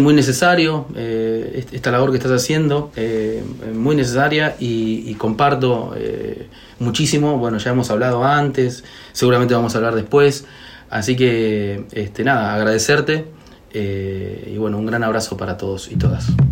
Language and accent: Spanish; Buenos Aires, Argentina; yo soy nacido y criado acá en Buenos Aires